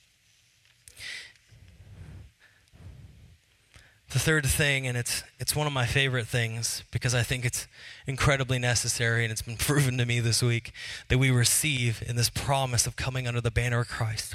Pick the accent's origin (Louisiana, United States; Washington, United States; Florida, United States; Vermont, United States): Washington, United States; Seattle; I was from Seattle